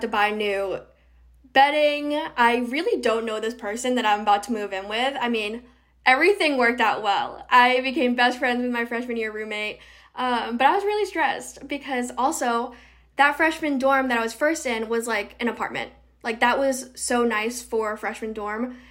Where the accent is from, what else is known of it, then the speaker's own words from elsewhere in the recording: Rhode Island, United States; also born or lived in North Carolina; I am from Rhode Island. I'm from the southern part